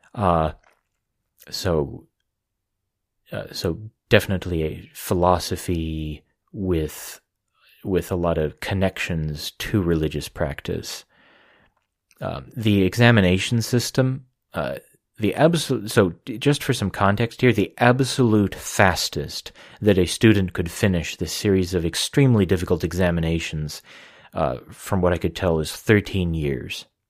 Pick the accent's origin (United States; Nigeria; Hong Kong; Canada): United States; I'm an American